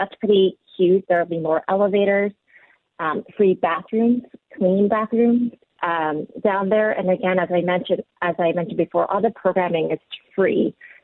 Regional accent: East Coast, United States; moved away as an adult; also born or lived in Korea; now in Seattle, United States; I was born in Korea, grew up on the East Coast and then came out to Seattle about 20 years ago

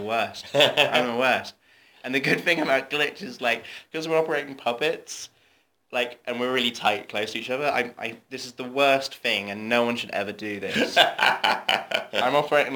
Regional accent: Torquay, South West England, United Kingdom; I'm from Devon. I'm from Torquay, middle of nowhere.

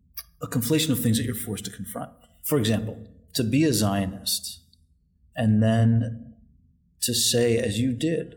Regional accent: United States; then I'm the American in the room

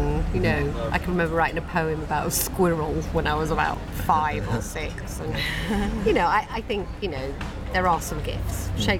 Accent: Nottingham, East Midlands, United Kingdom; And so it meant that I was considered quite posh where I grew up, because I grew up in Nottingham and I don't really have much of an accent.

